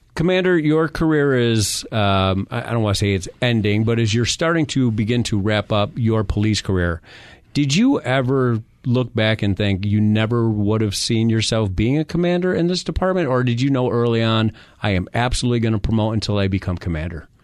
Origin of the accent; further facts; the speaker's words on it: New York, United States; now in Phoenix, United States; I'm from New York